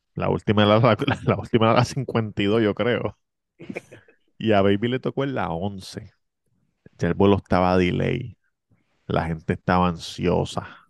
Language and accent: Spanish; Levittown, Puerto Rico; Levitown, yo soy de Levitown